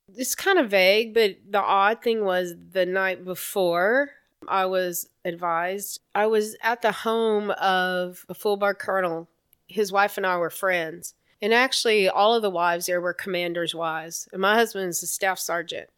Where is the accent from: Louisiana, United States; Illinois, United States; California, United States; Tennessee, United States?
Louisiana, United States; Lake Charles; moved away as an adult; now in Texas, United States; It was great growing up in the South